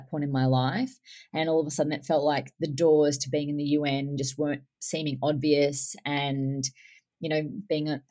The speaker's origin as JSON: {"language": "English", "country": "Australia", "said": "I'm Australian"}